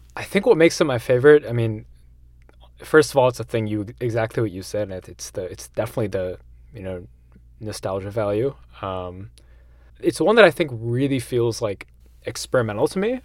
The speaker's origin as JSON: {"language": "English", "town": "Shrewsbury", "region": "Massachusetts", "country": "United States", "tie": "born or raised there", "said": "I'm born and raised in Massachusetts, this tiny little town in central Mass called Shrewsbury."}